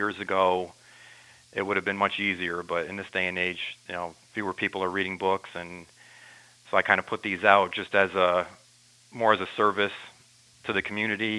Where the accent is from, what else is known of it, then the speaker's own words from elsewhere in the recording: Hebron, New York, United States; also born or lived in Danbury, Connecticut; I was born in Danbury, Connecticut, but we moved up to Hebron, New York, which is in Washington County, when I was around six, a very rural area. My high school in Granville was 7 miles away